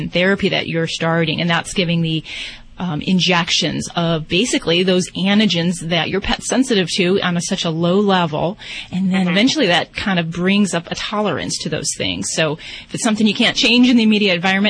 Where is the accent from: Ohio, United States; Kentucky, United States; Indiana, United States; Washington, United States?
Indiana, United States; moved away; I'm from Indiana myself